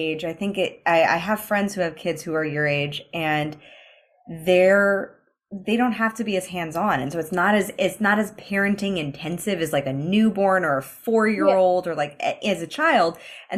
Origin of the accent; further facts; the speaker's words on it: United States; I'm American, so I come from a different country